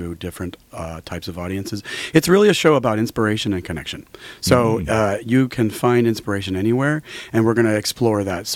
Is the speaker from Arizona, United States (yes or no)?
yes; Arizona, United States; also born or lived in France; now in California, United States; I'm a redneck from Arabic, Arizona, and I design cars